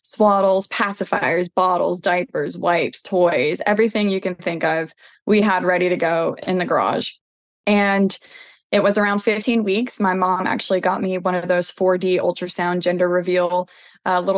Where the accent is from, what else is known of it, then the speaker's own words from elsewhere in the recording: Tennessee, United States; I grew up here in Tennessee. I've been here my whole life